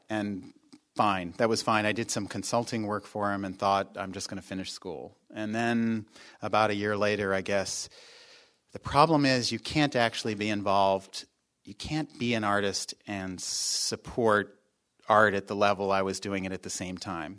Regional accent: Arlington, Virginia, United States; also born or lived in North Adams, Massachusetts / New York; now in Los Angeles, United States; I grew up in Washington, D C, actually, Arlington, Virginia

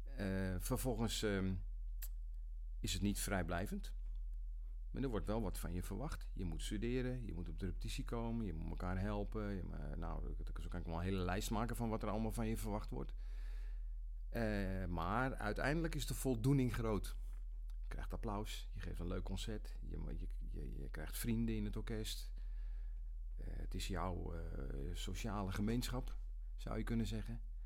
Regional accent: Nigtevecht, Utrecht, Netherlands; now in Almere, Netherlands; ik kom uit Nichtenvecht. Een eh, eh, dorpje langs de vecht tussen, eh, tussen Weesp en Vreeland in. En daar ehm, heb ik vanaf mijn, geboorte gewoond

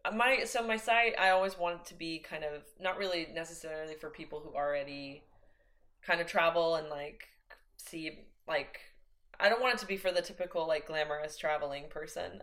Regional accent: Oklahoma, United States; I'm from Oklahoma. That's where I was born and raised.

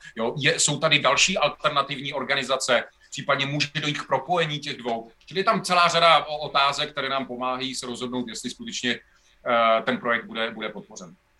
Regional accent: Most, Ústí nad Labem Region, Czechia; já jsem z Mostu, ze severu Čech

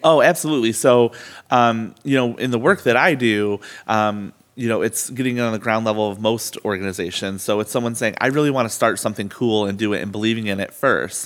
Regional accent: Albion, United States; growing up in Albion

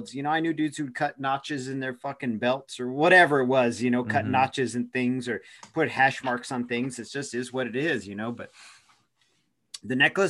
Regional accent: Eugene, Oregon, United States; now in Tucson, United States; I'm from Eugene. I moved here from Eugene, Oregon.

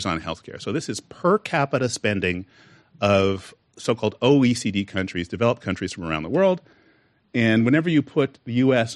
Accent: Canada; also born or lived in United States; now in California, United States; I was actually born in the United States. My parents just took me to Canada at a very young age.

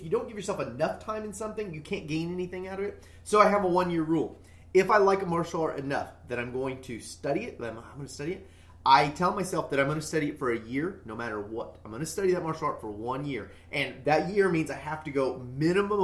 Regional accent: United States; I'm an American.

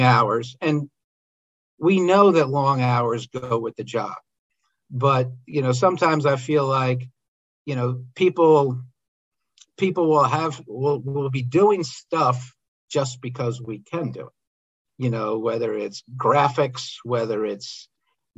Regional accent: outside of Philadelphia, Pennsylvania, United States; I grew up outside of Philadelphia

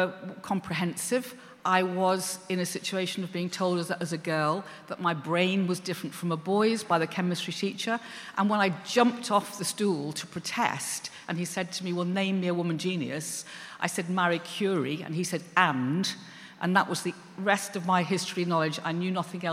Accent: Liverpool, North West England, United Kingdom; I come from Liverpool

